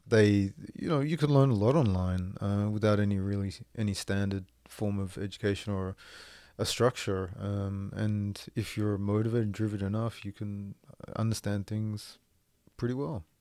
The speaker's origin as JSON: {"language": "English", "country": "Australia", "also_born_or_lived": "France / Moncton, New Brunswick, Canada", "moved": "as an adult", "lives_now": "Canada", "said": "live away from Australia"}